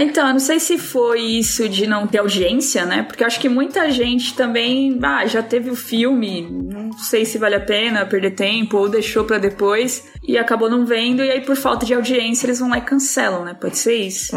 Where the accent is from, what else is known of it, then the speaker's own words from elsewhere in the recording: São Paulo, Brazil; moved away as an adult; Eu cresci no Capão